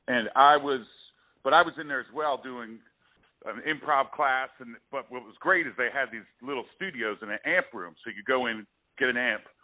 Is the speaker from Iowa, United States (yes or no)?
no; Princeton, New Jersey, United States; also born or lived in Hamilton, Ontario, Canada; at 4 months old, I moved to Princeton, New Jersey